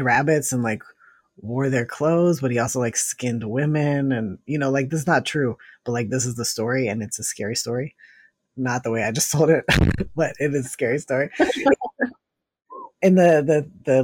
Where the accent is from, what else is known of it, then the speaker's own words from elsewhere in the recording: Northern Virginia, United States; now in Connecticut, United States; I grew up in Northern Virginia outside of DC